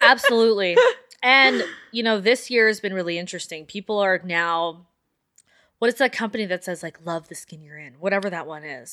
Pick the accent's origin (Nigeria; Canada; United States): Canada; Calgary, Alberta; we grew up in the Northwest